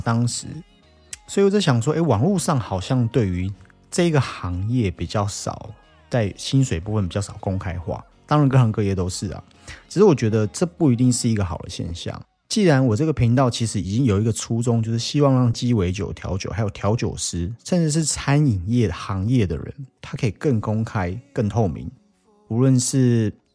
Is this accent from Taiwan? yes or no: yes; Taiwan; 我们台湾人很喜欢讲的责任制的东西